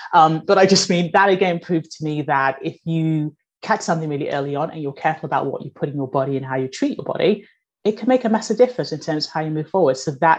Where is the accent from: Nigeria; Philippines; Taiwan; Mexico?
Nigeria; born there; moved away; my family are immigrants. I was born in Nigeria, moved over here.